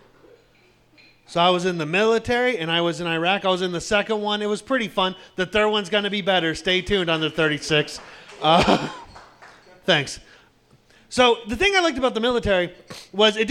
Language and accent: English; Pittsburgh, Pennsylvania, United States; I'm from Pittsburgh.